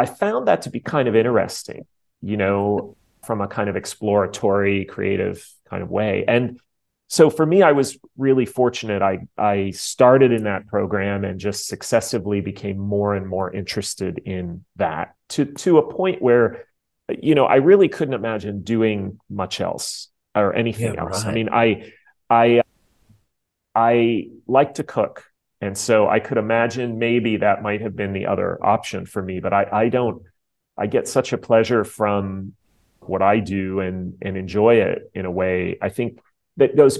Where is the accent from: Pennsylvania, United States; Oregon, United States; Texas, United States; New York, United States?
Pennsylvania, United States; Pittsburgh; I grew up in Pittsburgh, Pennsylvania in the early 1970s.